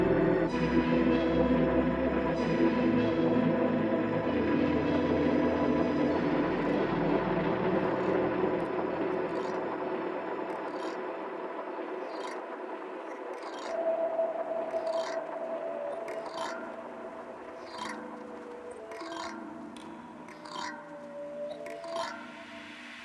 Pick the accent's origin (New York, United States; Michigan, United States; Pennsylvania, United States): Pennsylvania, United States; Pittsburgh; my hometown of Pittsburgh, Pennsylvania